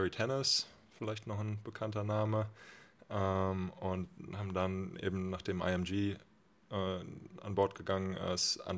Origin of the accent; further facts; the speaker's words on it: Oldenburg, Lower Saxony, Germany; moved away as an adult; now in Bremen, Germany; gebürtiger Oldenburger, vielleicht auch Mitgrund, weswegen ich hier sitze. Ja. Äh, genau, bin mittlerweile in Bremen